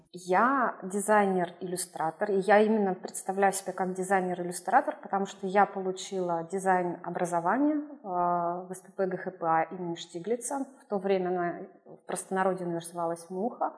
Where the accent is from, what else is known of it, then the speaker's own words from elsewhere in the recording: Urals, Russia; moved away as an adult; also born or lived in Perm / Saint Petersburg; now in Brazil; я сама, а, с Урала